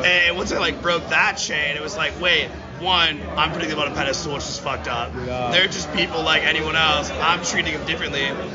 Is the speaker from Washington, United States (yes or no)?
yes; Washington, United States; I'm from Washington